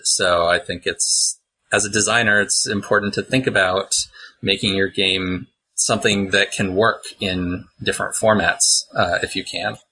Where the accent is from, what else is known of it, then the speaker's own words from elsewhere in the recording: Pittsburgh, Pennsylvania, United States; I also make maps under the name Mapsburg with an H on it because I'm from Pittsburgh